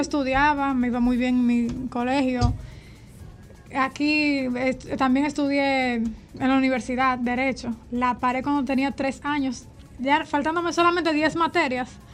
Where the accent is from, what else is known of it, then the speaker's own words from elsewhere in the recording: Santo Domingo, Dominican Republic; also born or lived in Santiago Rodríguez; nací en Santiago Rodríguez, pero me crié aquí en Santo Domingo crecí aquí